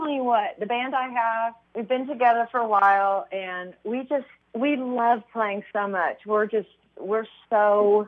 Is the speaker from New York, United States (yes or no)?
no; Missouri, United States; I'm from Missouri